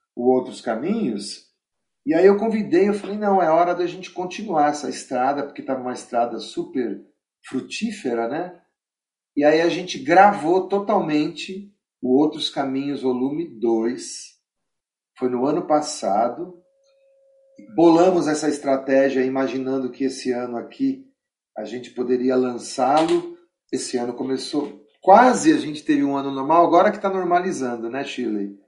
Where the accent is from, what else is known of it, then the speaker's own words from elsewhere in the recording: São Bernardo do Campo, São Paulo, Brazil; Eu nasci em São Paulo, mas fui criado em São Bernardo